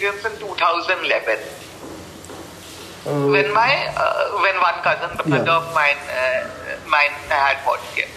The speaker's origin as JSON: {"language": "English", "town": "Bangalore", "region": "Karnataka", "country": "India", "tie": "born or raised there", "said": "I'm born and brought up in Bangalore."}